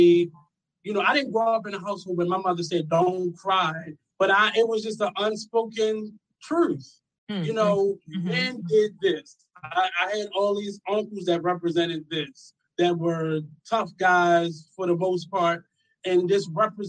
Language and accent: English; Philadelphia, Pennsylvania, United States; I'm from Philly